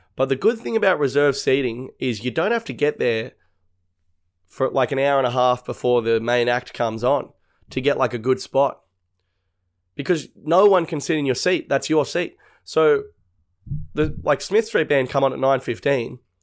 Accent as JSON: {"language": "English", "area": "North Shore", "region": "New South Wales", "country": "Australia", "said": "we're from, like, the North Shore."}